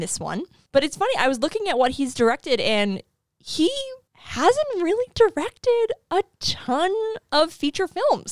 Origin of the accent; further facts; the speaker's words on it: New England, United States; as a New Englander, as someone who was born and raised in New England